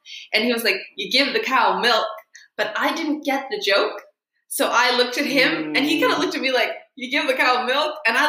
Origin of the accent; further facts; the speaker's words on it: Iceland; So there were a lot of people that like if I said I was from Iceland, they would be like, oh.